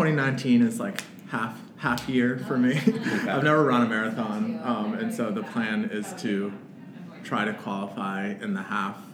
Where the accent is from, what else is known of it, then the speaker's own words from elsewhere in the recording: Boston, Massachusetts, United States; I grew up in Boston